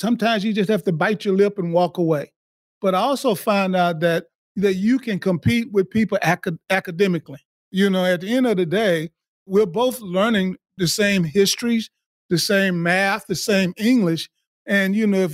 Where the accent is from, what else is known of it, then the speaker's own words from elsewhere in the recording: Alabama, United States; moved away; I grew up in the 60s in the state of Alabama